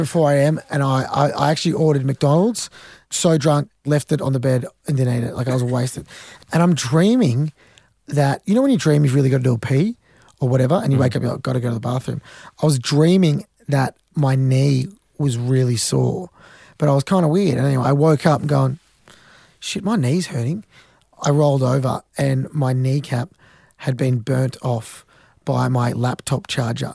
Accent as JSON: {"language": "English", "country": "Australia", "said": "I'm an Australian tennis player"}